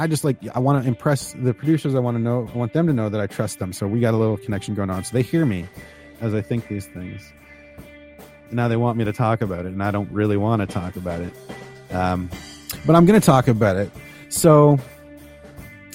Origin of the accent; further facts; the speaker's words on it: Ontario, Canada; moved away; also born or lived in Chicago; Because I am Canadian. I grew up in Canada. I grew up in Ontario-ish and made my way to Chicago-ish.